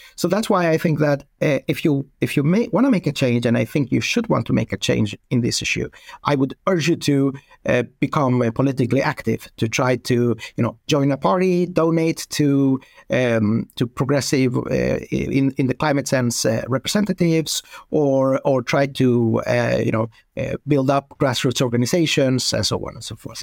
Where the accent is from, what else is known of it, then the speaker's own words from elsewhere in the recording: Sweden; I'm from Sweden